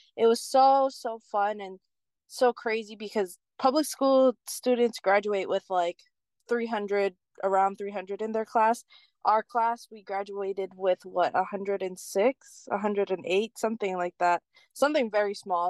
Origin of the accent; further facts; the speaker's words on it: Keaau, Hawaii, United States; also born or lived in Hilo, Hawaii; I grew up in Cal, so I rode the Cal bus to school.